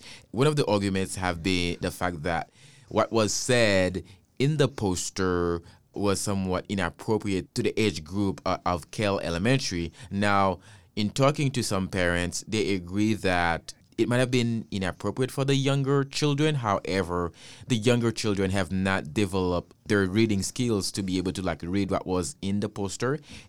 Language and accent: English; Haiti; You know, I came from Haiti is the first black-led country.